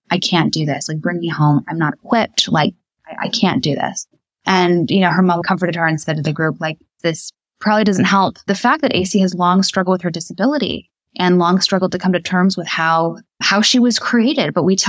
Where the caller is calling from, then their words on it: Indianapolis, Indiana, United States; I'm calling in from Indianapolis, Indiana right now, and they live very close to where I live.